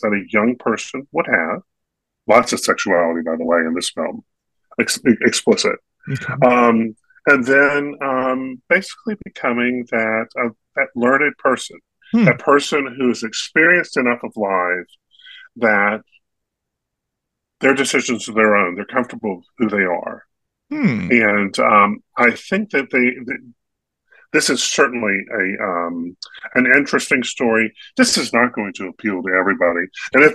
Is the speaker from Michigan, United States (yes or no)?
no; North Carolina, United States; a kid growing up in North Carolina